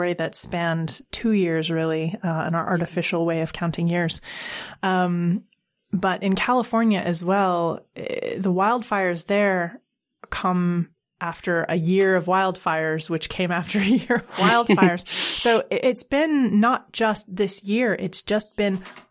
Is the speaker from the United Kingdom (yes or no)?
no; Canada; As a Canadian